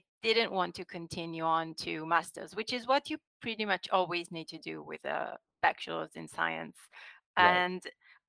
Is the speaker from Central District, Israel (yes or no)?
yes; Rosh HaAyin, Central District, Israel; I grew up in Roshain, which is like most places in central Israel.